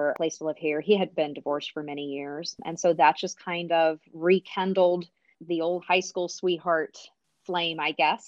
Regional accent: Missouri, United States; moved away as an adult; also born or lived in Texas; where we grew up in Missouri

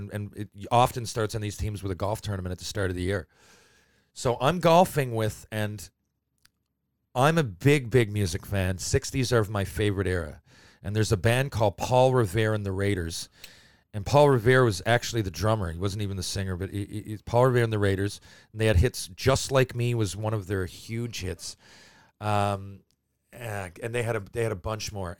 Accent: Mount Pearl, Newfoundland and Labrador, Canada; when you're growing up in Mount Pearl

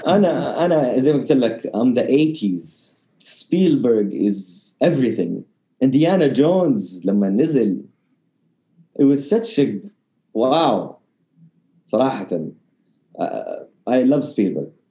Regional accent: Jeddah, Makkah Province, Saudi Arabia; also born or lived in Riyadh; لما كنت صغير كنت ساكن في الرياض الين ثالثه ابتدائي تقريبا وكنت دائما اشرد جده عشان كل قرايبي هنا كل اهلي هنا

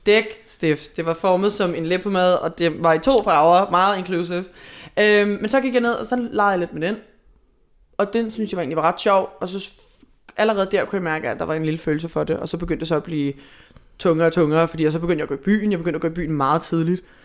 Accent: Hvidovre, Capital Region of Denmark, Denmark; Siden jeg var 14, jeg er fra Hvidovre

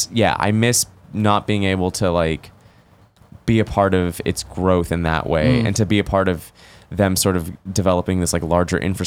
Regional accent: Los Angeles, California, United States; also born or lived in Oakland; growing up in Los Angeles

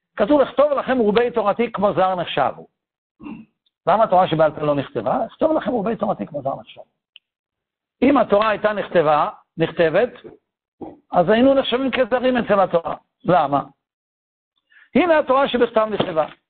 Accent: Tel Aviv, Tel Aviv District, Israel; אבא שלי ואמא שלי היו בתל אביב כשאני נולדתי

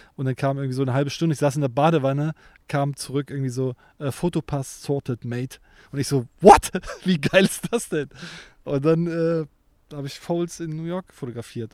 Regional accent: East Germany, Germany; now in Cologne, Germany; ich ja auch ein Kind des Ostens bin

